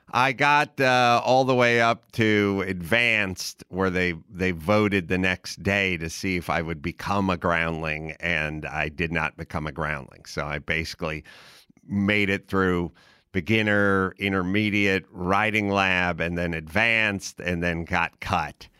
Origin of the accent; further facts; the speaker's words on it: Los Angeles, California, United States; also born or lived in Wisconsin; I was basically born in Los Angeles